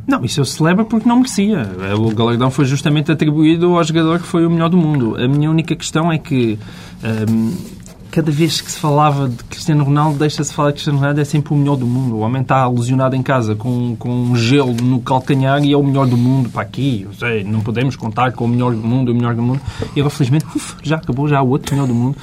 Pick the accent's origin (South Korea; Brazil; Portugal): Portugal; Portalegre, Alentejo; now in Lisbon, Portugal; eu sou de Porto Alegre, sou alentejano e também vivo em Lisboa